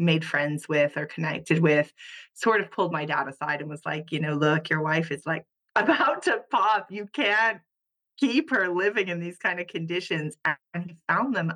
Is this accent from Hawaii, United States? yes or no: yes; Hawaii, United States; moved away as an adult; also born or lived in Japan; now in Luxembourg; I was born and raised in Hawaii